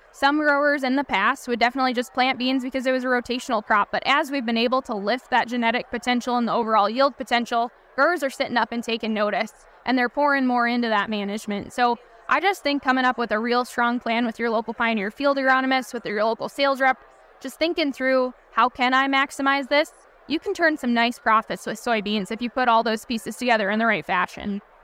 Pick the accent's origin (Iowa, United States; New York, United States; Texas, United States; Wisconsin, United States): Wisconsin, United States; I come from Wisconsin